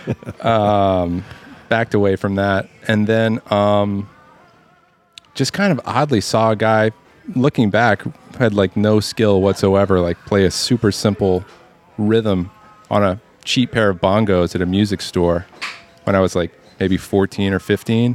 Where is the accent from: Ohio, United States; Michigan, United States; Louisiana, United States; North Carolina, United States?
Louisiana, United States; Lafayette; now in New Orleans, United States; I grew up in Lafayette